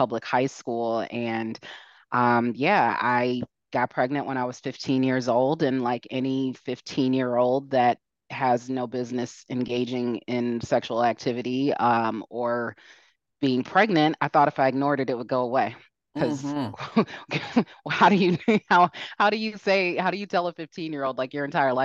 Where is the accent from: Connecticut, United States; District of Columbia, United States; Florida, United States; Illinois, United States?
Illinois, United States; south suburbs of Chicago; also born or lived in Merrillville, Indiana; I grew up, south suburbs of Chicago